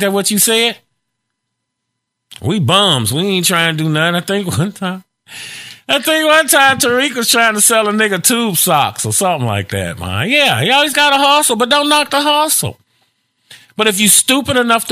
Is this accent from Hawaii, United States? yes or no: no; Chicago, Illinois, United States; also born or lived in Gary, Indiana; I grew up in the Chicago area.